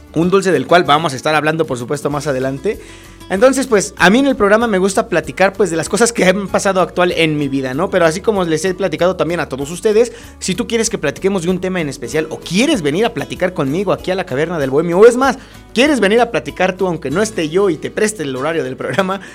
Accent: Acambay, State of Mexico, Mexico; los que somos de aquí de Acambay

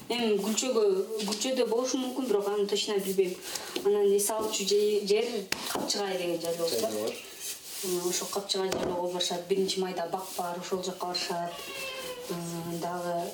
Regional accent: Korul, Osh Region, Kyrgyzstan; moved away; мен токсон тогузунчу жылы төрөлгөм өзү ушул айылда эле аан алты миң жети миңге жакын эл адам жашайт да

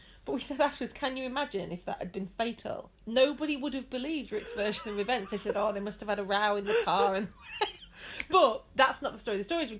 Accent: Midlands, United Kingdom; I have been up the tower, yes. I grew up in the Midlands, of course, I've been up the tower.

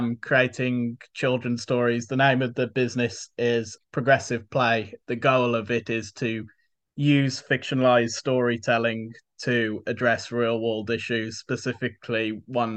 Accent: Tipton, West Midlands, United Kingdom; also born or lived in Luton / Wolverhampton; My family moved to Tipton when I was just a baby, so I was at Tipton growing up

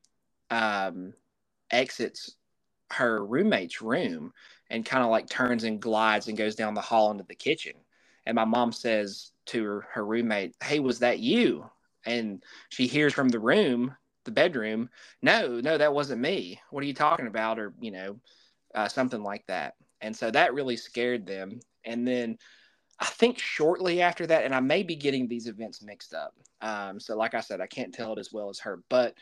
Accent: Southwest Virginia, United States; my family, we're from Southwest Virginia

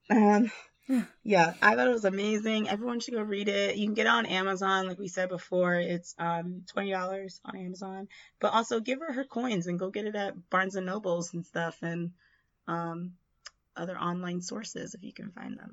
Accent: Jamaica; us being Jamaican

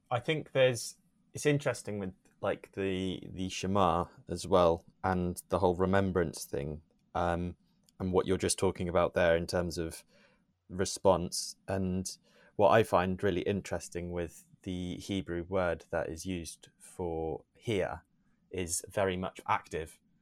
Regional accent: Newton Abbot, South West England, United Kingdom; also born or lived in South Africa; I was born there, um, but I grew up here in England since the age of three. Have always been in Devon, um, in Newton Abbot.

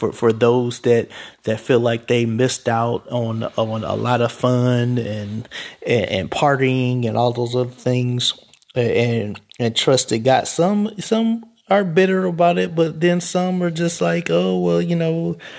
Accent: Cleveland, Ohio, United States; when I was growing up in Cleveland, it was, oh, don't go on Kinsman because, people lose their lives there.

